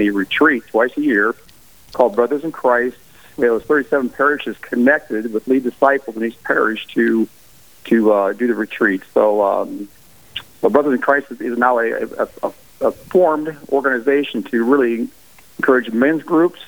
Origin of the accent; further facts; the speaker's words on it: Alexandria, South Dakota, United States; now in Sioux Falls, United States; I was born and raised in Alexandria, South Dakota, on a dairy farm.